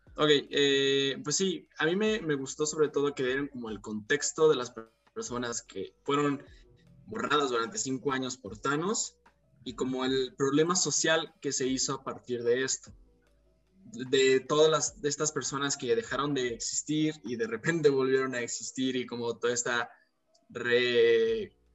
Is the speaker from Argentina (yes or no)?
no; Mexico; los mexicanos no conocemos la playa